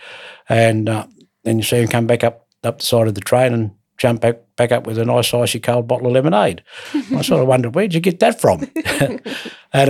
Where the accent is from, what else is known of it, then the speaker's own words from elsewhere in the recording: Queenstown, Tasmania, Australia; moved away as an adult; now in Hobart, Australia; loved growing up in Queenstown, and because of the work situation in 1976, I moved to Hobart to find work